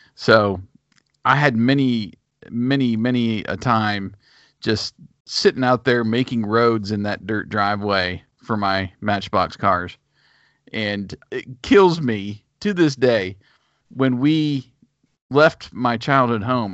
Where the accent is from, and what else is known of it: a town about half an hour from DuBois, Pennsylvania, United States; born or raised there